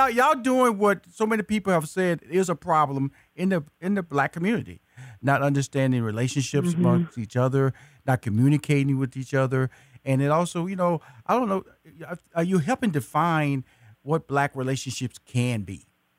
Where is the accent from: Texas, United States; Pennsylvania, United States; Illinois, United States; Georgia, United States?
Texas, United States; Houston; You're from Dallas, Texas. I'm from Houston, Texas.